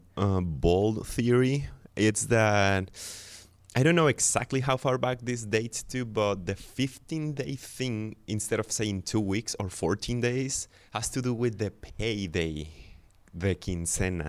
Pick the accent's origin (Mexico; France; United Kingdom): Mexico; Guadalajara, Jalisco; I was born in Guadalajara